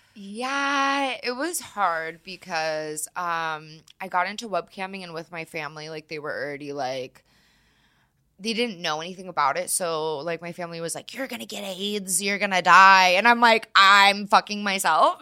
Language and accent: English; California, United States; also born or lived in Florida; now in Colorado, United States; I'm from California, but, and then I lived in Florida for a little bit